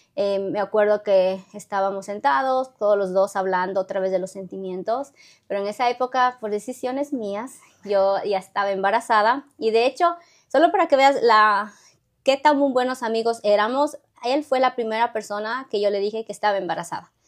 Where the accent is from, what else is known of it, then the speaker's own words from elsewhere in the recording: Ecuador; moved away as an adult; now in United States; en Ecuador nos enseñan desde el jardín, escuela, como 12 años de inglés